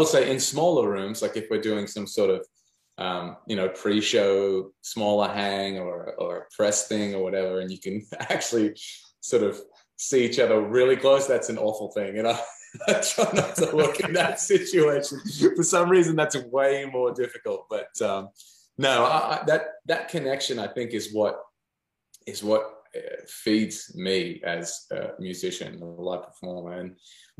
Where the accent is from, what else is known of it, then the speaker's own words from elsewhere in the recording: Newcastle, New South Wales, Australia; moved away as an adult; now in Nashville, United States; my hometown of Newcastle